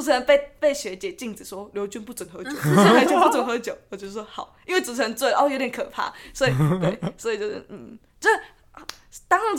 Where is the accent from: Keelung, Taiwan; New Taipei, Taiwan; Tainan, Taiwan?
New Taipei, Taiwan; 因为我是我是新北人